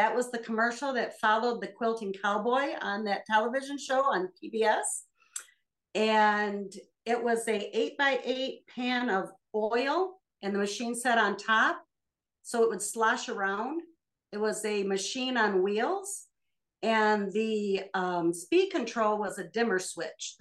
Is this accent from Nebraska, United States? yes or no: no; Michigan, United States; I'm from Michigan, and we live in the farmland of the thumb area